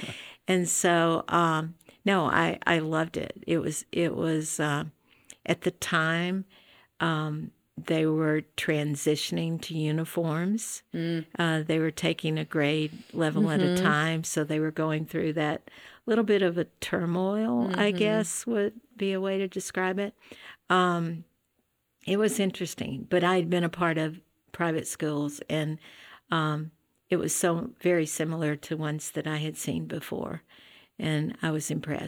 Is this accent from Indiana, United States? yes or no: no; Tennessee, United States; I grew up in Tennessee.